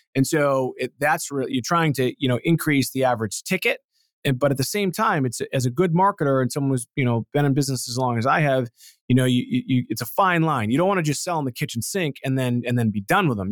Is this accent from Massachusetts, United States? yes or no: yes; Boston, Massachusetts, United States; I'm from Boston